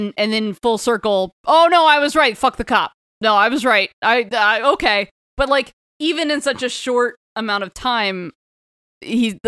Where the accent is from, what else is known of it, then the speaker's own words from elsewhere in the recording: Florida, United States; growing up in Florida